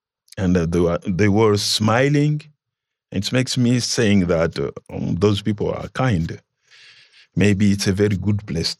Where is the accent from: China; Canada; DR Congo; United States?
DR Congo; moved away as an adult; also born or lived in Zambia; now in Kenya; I was rejected because I came from Congo, passing by Zambia, Tanzania, and Kenya.